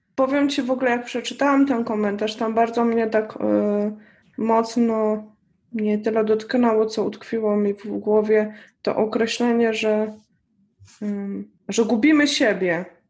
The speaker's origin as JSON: {"language": "Polish", "country": "Poland", "tie": "born or raised there", "moved": "as an adult", "said": "wyjechałam y, z Polski"}